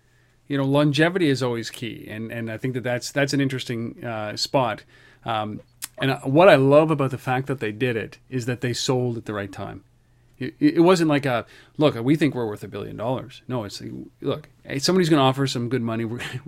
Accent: Canada

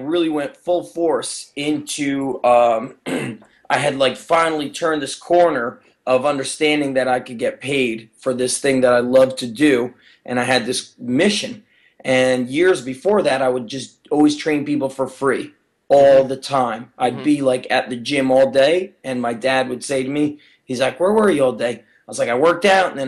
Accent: Edison, New Jersey, United States; I grew up in Edison and did my undergrad as a health and phys ed teacher and became a teacher in Edison.

